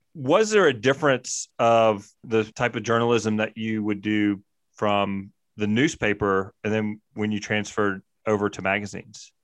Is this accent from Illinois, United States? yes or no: no; Mississippi, United States; now in Jackson Hole, United States; I grew up in Mississippi